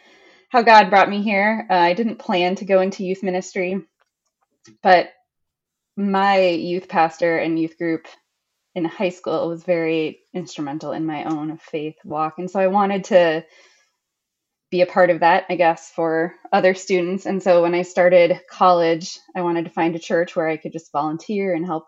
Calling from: Blaine, Minnesota, United States; Well, I'm joining you from Blaine, Minnesota. It's a suburb north of Minneapolis. So we have some snow up here.

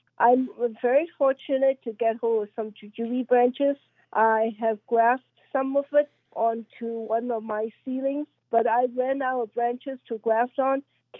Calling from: Allentown, Pennsylvania, United States; I'm from Allentown, Pennsylvania.

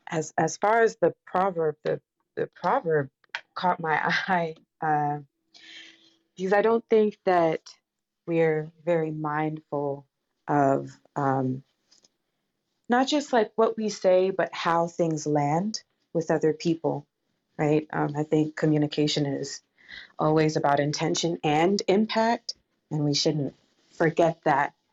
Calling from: Atlanta, Georgia, United States; I'm joining from Atlanta, Georgia today.

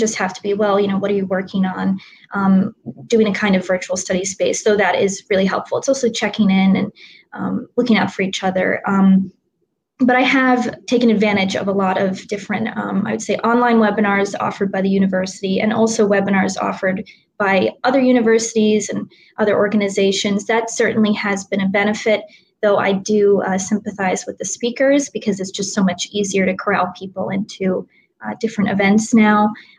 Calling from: Ardmore, Pennsylvania, United States; I am calling in from Ardmore, Pennsylvania, so on the main line, as it's called, and I'm about 10 minutes from Villanova's campus and about in the opposite direction, 20 minutes from Philadelphia.

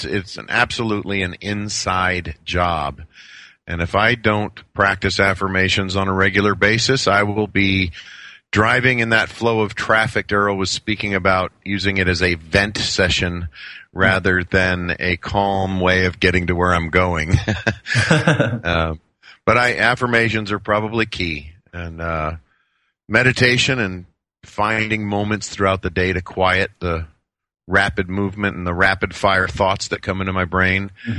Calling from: Phoenix, Arizona, United States; Phoenix, Arizona.

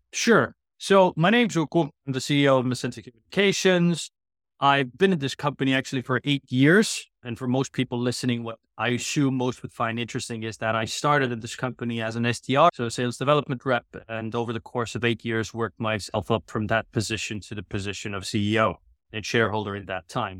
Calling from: Tallinn, Harju County, Estonia; I'm calling in from Tallinn, Estonia, where our, you know, unofficial but kind of official H Q is these days

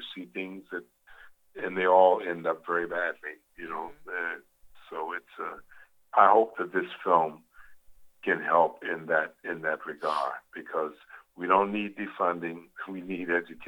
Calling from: New Jersey, United States; I'm calling from New Jersey.

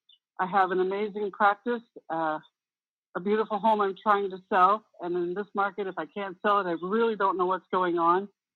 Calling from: Conyers, Georgia, United States; moved away; I'm calling from Conyers.

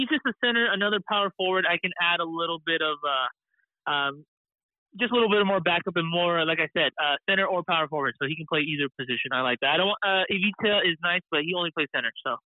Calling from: San Diego, California, United States; I am calling in from the lovely city of San Diego.

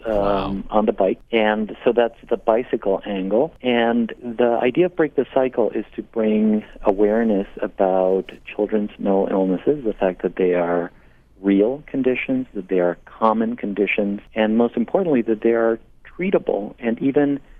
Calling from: Portland, Maine, United States; I'm calling in from Portland, Maine.

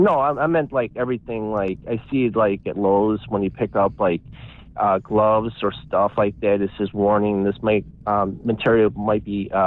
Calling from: Cleveland, Ohio, United States; from Cleveland, Ohio.

